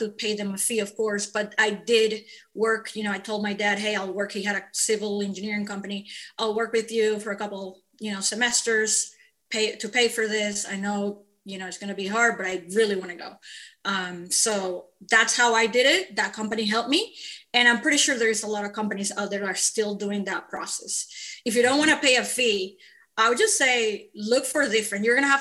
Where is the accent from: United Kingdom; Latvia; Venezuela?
Venezuela; moved away as an adult; I'm an immigrant from Venezuela